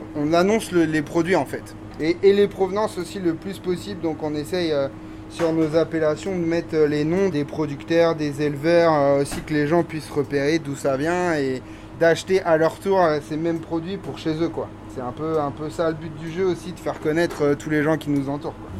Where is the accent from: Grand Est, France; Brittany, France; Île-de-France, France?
Brittany, France; Bain-de-Bretagne; now in Piré-Chancé, France; moi, je suis né à Bain-de-Bretagne